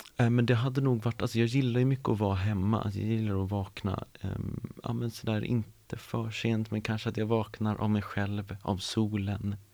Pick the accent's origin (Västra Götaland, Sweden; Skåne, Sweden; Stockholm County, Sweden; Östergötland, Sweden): Stockholm County, Sweden; Stockholm; uppvuxen i Stockholm, jag är uppvuxen på, på Gärdet